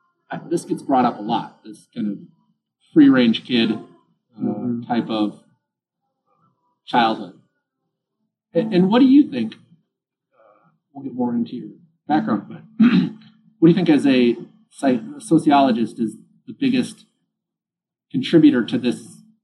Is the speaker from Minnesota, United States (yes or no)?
yes; Richfield, Minnesota, United States; Richfield, Minnesota. So it's a suburb of Minneapolis. And it was your typical working class, same, very similar, I think, upbringing. It was, you know, cookie cutter type homes